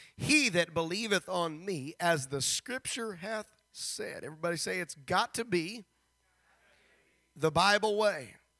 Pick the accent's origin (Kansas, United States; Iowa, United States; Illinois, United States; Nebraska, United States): Nebraska, United States; moved away; back in my home district, which where I grew up in Nebraska